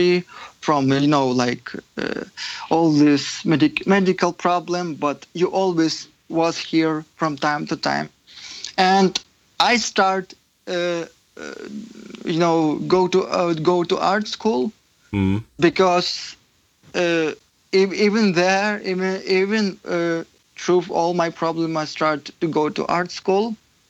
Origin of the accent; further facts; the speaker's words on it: Ukraine; English is a second language; moved away as an adult; now in United States; I was born in Ukraine, and very near to probably big city, but I was like in very depressed and typical former Soviet camp, just, you know, ordinary city.